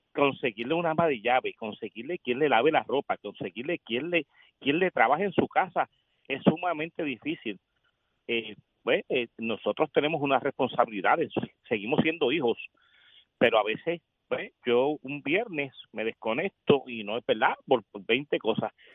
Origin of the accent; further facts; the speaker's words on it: Humacao, Puerto Rico; Yo soy de Humacao, del área de Punta Santiago.